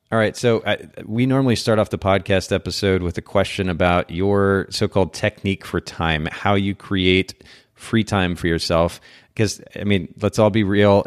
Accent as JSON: {"language": "English", "country": "Japan", "tie": "born or raised there", "moved": "yes", "said": "I grew up in Japan, so I'm getting to use oh, wow. my Japanese."}